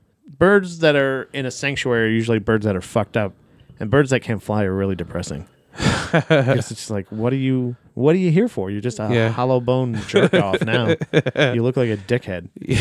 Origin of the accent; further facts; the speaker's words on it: Florida, United States; I'm from Florida